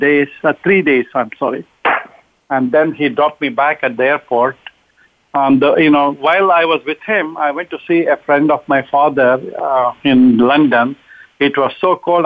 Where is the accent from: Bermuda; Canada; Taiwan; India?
India; moved away as an adult; I'm originally from India. I came in 1968